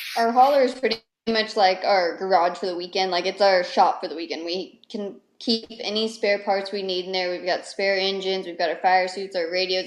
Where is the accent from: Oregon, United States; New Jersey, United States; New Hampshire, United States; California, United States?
California, United States; Lake Tahoe; moved away as an adult; now in North Carolina, United States; I grew up in Lake Tahoe, California